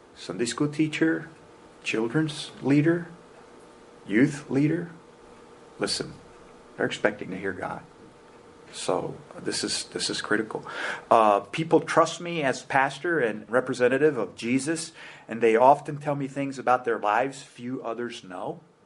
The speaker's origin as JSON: {"language": "English", "country": "United States", "said": "immigrants in our church attribute to me additional power as an American"}